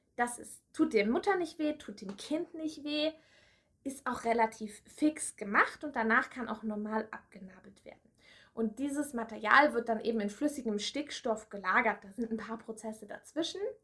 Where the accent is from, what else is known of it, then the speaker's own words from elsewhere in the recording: Erlangen, Bavaria, Germany; now in Berlin, Germany; weil ich habe ja in Erlangen studiert und bin ja aus Erlangen